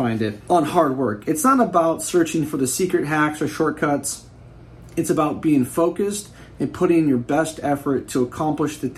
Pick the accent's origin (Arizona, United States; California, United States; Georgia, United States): California, United States; Bay Area; I'm from the Bay Area